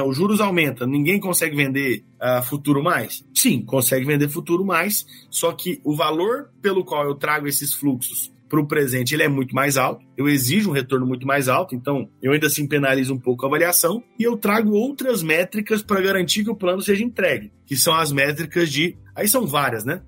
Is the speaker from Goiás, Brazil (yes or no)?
yes; Goiás, Brazil; now in São Paulo, Brazil; sou de Goiás